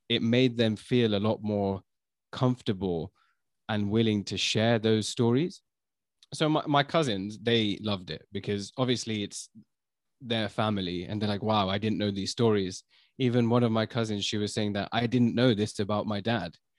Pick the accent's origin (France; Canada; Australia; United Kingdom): United Kingdom; London; also born or lived in China; I was born in London